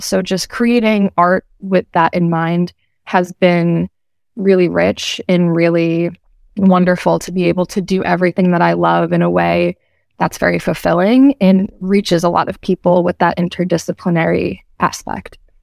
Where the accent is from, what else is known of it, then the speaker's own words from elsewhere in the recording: Medford, Massachusetts, United States; also born or lived in Bristol, Rhode Island; I am originally from Medford, Massachusetts